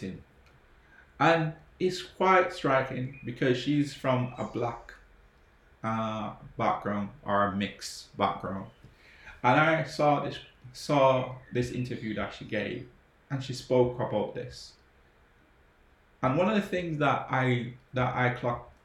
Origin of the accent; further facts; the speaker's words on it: Jamaica; now in England; I grew up in Jamaica